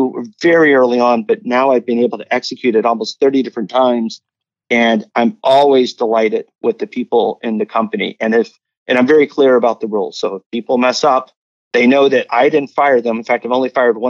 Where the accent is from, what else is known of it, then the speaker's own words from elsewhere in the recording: United States; we're both from the United States